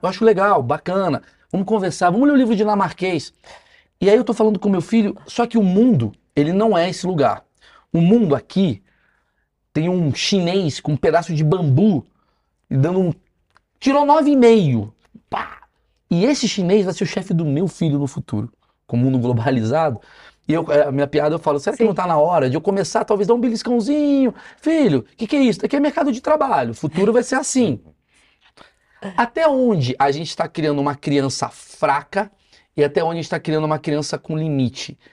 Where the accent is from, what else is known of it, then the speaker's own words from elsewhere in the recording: Brazil; aqui é Brasil, irmão. Aqui é outra parada. A gente é latino, a gente é afetuoso